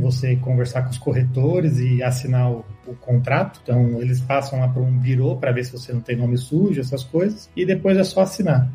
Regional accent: Santo André, São Paulo, Brazil; moved away as an adult; now in Mexico; eu sou de, Santo André, no ABC paulista aí. Eu falo que eu sou de São Paulo, que é mais fácil para as pessoas saberem

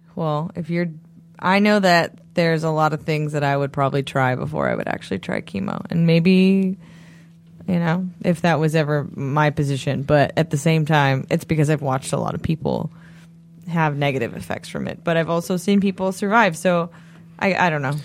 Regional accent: New England, United States; I'm just from New England

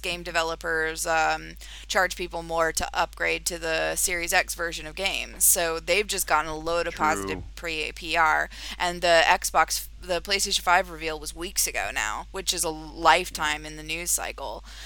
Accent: United Kingdom; moved away as an adult; now in United States; I've focused on the U.K. and the U.S.A., obviously, because I have links there

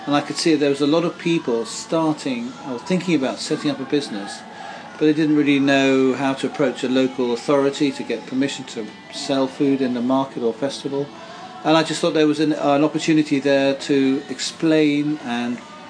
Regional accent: Guildford, South East England, United Kingdom; now in West Kent, United Kingdom; I was brought up in Guildford, and now I live in West

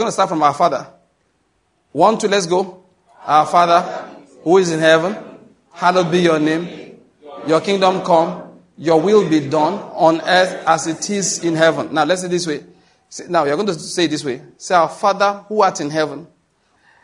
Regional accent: Nigeria

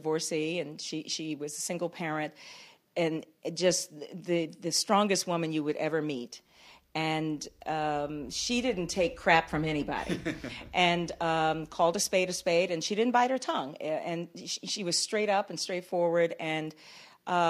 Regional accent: Washington, District of Columbia, United States; moved away as an adult; also born or lived in Huntsville, Alabama / Atlanta; I grew up in Washington, D.C.

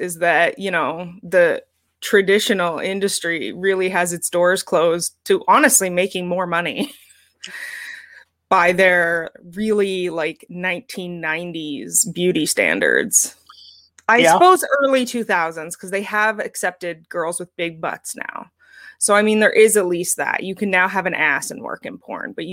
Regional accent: Canada; as a Canadian

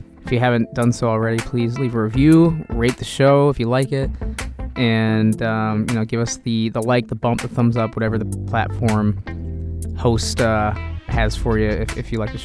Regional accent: Central Illinois, United States; we're both Central Illinois guys

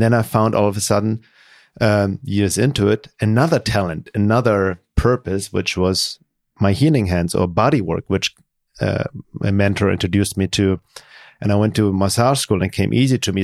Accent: Germany; growing up in Germany, being very lonely in high school

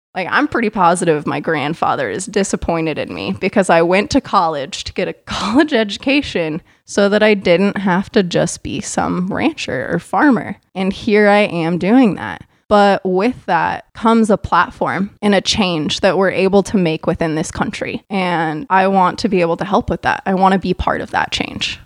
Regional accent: Idaho, United States; now in Tenino, United States; I actually ended up starting to go to Idaho State University in my home state

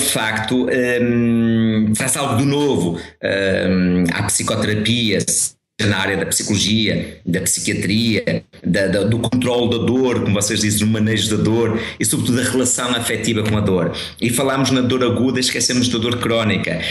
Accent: Guimarães, Braga, Portugal; now in Porto, Portugal; eu vivo no Porto um, ehm, e sou natural de Guimarães, mas vivo atualmente no Porto

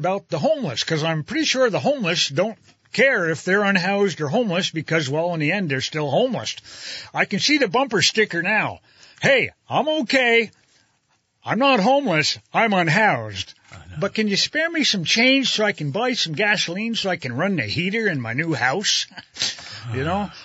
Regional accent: Hardwick and Waterbury Center, Vermont, United States; Back when I was a kid, we came down from Hardwick to Waterbury Center.

